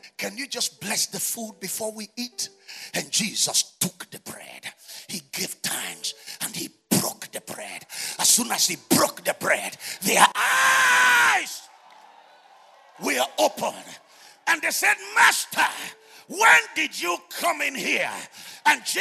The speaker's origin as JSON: {"language": "English", "country": "Nigeria", "said": "We are British colony"}